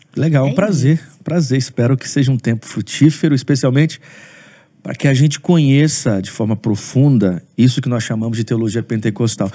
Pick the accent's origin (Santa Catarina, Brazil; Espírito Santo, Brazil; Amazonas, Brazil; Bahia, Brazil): Espírito Santo, Brazil; Aracruz; now in Vitória, Brazil; Eu sou de uma cidade do Espírito Santo, sou de Aracruz.